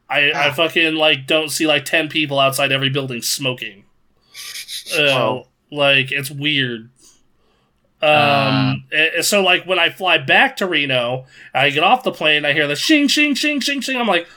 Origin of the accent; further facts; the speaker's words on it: France; now in Japan; I'm from France, kind of grew up in several French colonies, have zero sense of national identity. Also lived in Japan for the past 8 years.